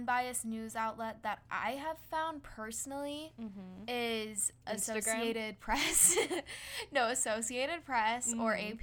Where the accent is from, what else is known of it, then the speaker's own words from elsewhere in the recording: Utah, United States; we grew up in Utah